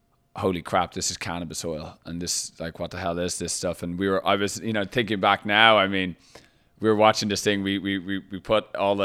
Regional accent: Ireland; I come from Ireland, so the thoughts of even having any sort of perception as to like what it was like.

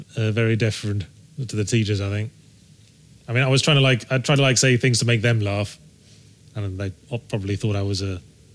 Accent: Rugby, West Midlands, United Kingdom; moved away; I was born in Rugby in Warwickshire.

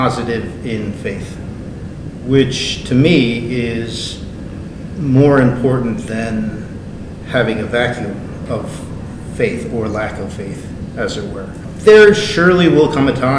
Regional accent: New York City, New York, United States; I'm born and raised in Queens

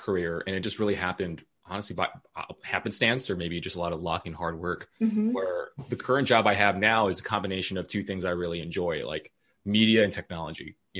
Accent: Philippines; I think I have that maybe cheerleader mentality from being Filipino, like loving community, wanting to make things approachable.

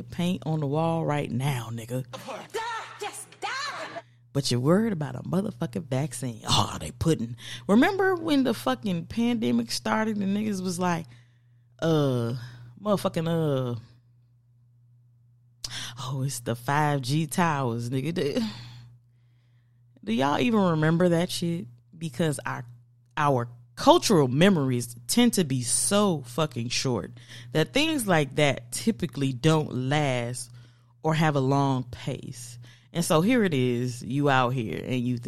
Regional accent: United States; I'm from America

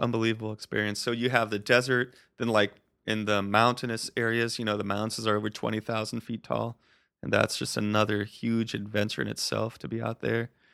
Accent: Colorado, United States; moved away as an adult; also born or lived in Arizona / Costa Rica; I grew up in Colorado

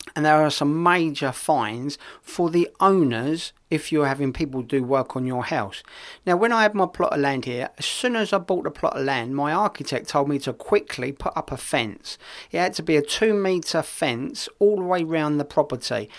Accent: England, United Kingdom; now in Spain; being English

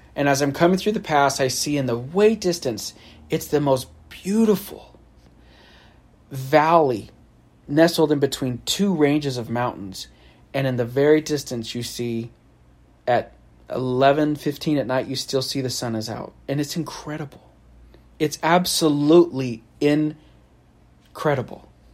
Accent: California, United States; I'm from California

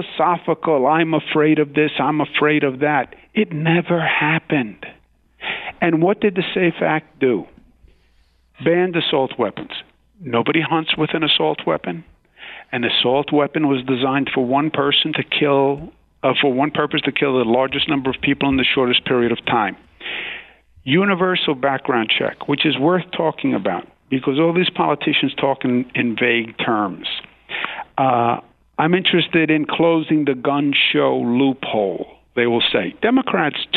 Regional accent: New York City, New York, United States; I'm from Queens, New York

